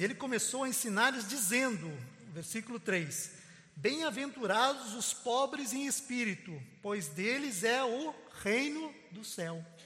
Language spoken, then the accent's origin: Portuguese; Brazil; Este é o meu Brasil. Eu posso dizer, porque eu nasci aqui, eu sou brasileiro